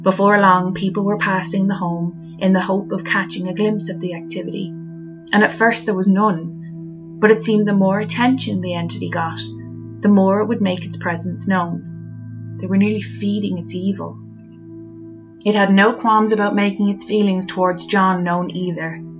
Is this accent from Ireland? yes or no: yes; Ireland; growing up in Ireland